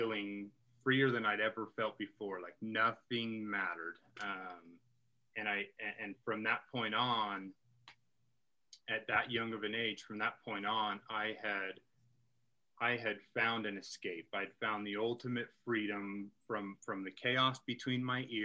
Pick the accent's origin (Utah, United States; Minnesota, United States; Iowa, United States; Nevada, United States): Utah, United States; I grew up here in Utah